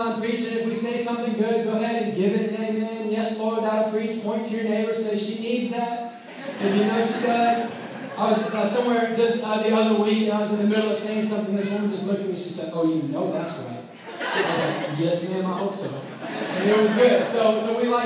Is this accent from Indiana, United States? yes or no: yes; Indianapolis, Indiana, United States; also born or lived in Waco, Texas; I'm originally from Indianapolis. I grew up in the Castleton area